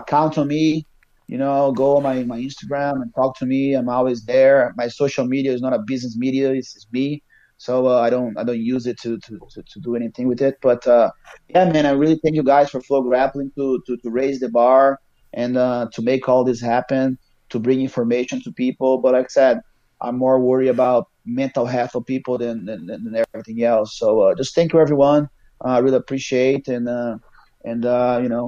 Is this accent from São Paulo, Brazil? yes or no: no; Manaus, Amazonas, Brazil; English is a second language; moved away as an adult; also born or lived in Rio de Janeiro, Brazil / Ohio, United States; now in United States; I am from Manaus